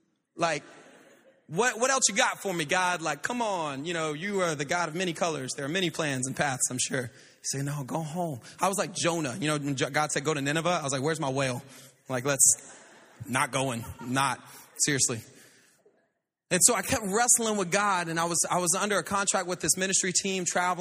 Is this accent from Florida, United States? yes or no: yes; Pensacola, Florida, United States; also born or lived in Louisiana; But, man, I was born in Louisiana, but I was raised in Pensacola, Florida. Beautiful place. My family's up there.